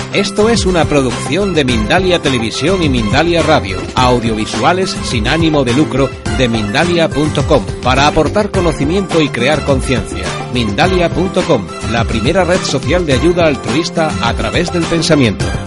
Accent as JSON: {"language": "Spanish", "region": "La Rioja / Madrid", "country": "Spain", "said": "soy riojana, madrileña, mix, mix, riojana madrileña, y hay platos de mi tierra"}